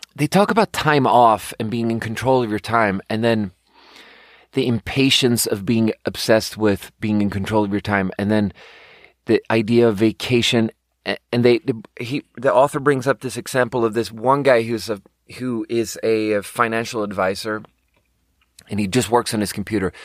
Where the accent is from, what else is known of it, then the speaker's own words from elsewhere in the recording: Sweden; moved away as an adult; I'm fucking born and raised in Sweden. I lived there for my first nineteen years